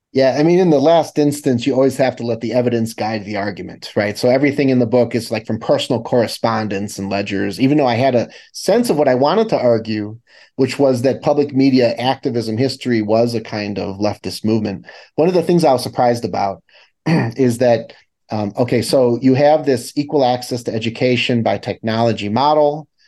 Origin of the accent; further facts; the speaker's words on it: Chicago, Illinois, United States; I'm from the Midwest, I'm from Chicago